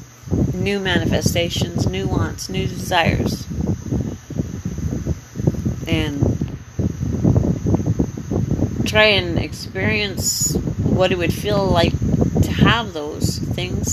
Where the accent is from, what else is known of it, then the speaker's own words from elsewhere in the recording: Canada; moved away as an adult; now in Panama; I'm from Canada